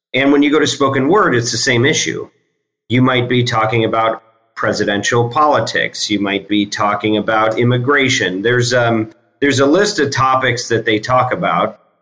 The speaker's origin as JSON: {"language": "English", "region": "Michigan", "country": "United States", "tie": "born or raised there", "moved": "as an adult", "said": "I grew up in Michigan. First half of my life was there."}